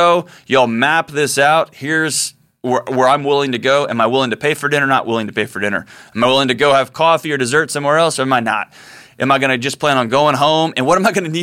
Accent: Houston, Texas, United States; my hometown of Houston

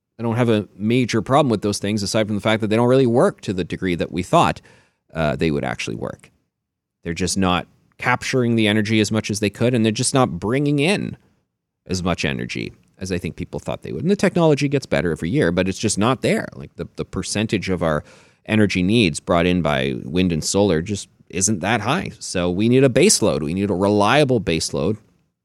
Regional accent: Port Elgin, Ontario, Canada; also born or lived in Inverhuron, Ontario / Toronto, Ontario / England; I grew up in Port Elgin, Ontario.

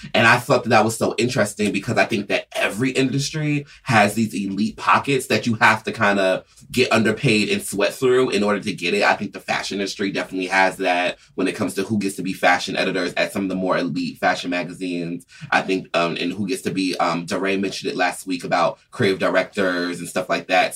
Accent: Atlanta, Georgia, United States; I'm originally, I grew up in Atlanta

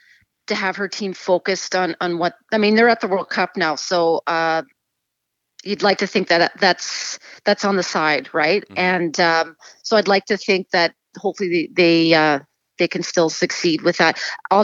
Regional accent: England, United Kingdom; born there; I was born in England and my parents are English, so I have another side as well.

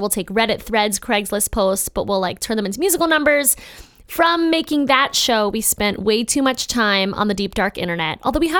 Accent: Baltimore, Maryland, United States; my hometown.

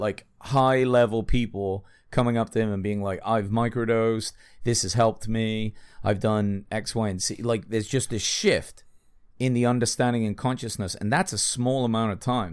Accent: England, United Kingdom; I'm English

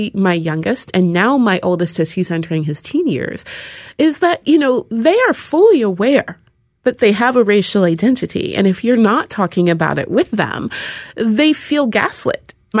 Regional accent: Seattle, Washington, United States; Seattle is a weird place. There's hardly any black people there, and especially when I was growing up, there were hardly any at all.

